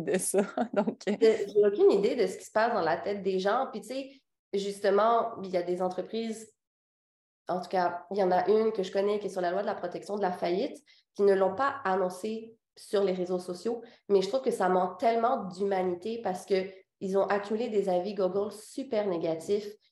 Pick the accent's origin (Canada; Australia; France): Canada; Quebec; also born or lived in Réunion; Je suis née là-bas. Puis, à six ans, mes parents ont décidé de déménager au Québec.